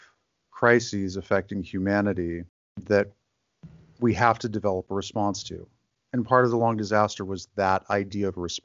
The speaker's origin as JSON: {"language": "English", "town": "Grand Rapids", "region": "Michigan", "country": "United States", "tie": "born or raised there", "also_born_or_lived": "Mexico City / Los Angeles / New York", "moved": "as an adult", "said": "my hometown is Grand Rapids, Michigan, and I'm living there now"}